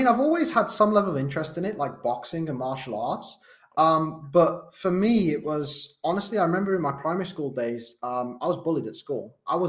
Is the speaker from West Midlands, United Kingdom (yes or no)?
yes; Wolverhampton, West Midlands, United Kingdom; accent: Wolverhampton; So I'm from Wolverhampton. You might not be able to tell from my accent. I've spent a lot of time being a coach trying to change it because it's probably one of the hardest ones to understand in the UK. I'm from Wolverhampton.